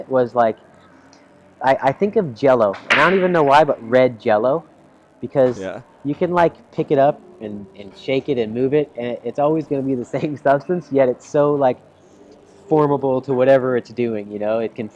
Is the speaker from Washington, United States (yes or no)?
no; Dallas, Texas, United States; now in Orlando, United States; I'm a Dallas guy, born and raised in Texas, grew up in Dallas watching the Texas Rangers